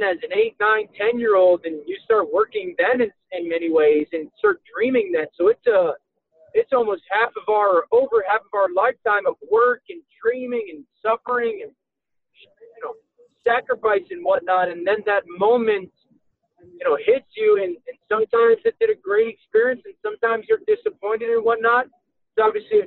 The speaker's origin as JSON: {"language": "English", "region": "Connecticut", "country": "United States", "tie": "born or raised there", "said": "I grew up in Connecticut, which is basically in New England in the States"}